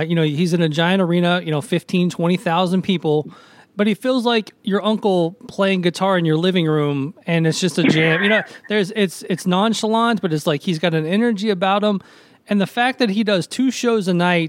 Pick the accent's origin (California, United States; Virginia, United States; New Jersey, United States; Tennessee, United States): Tennessee, United States; Nashville; now in Louisville, United States; I live in Louisville now, but I grew up in Nashville